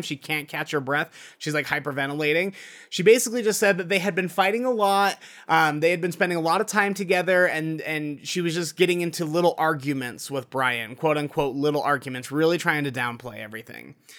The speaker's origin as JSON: {"language": "English", "region": "Utah", "country": "United States", "tie": "born or raised there", "said": "my home state of Utah"}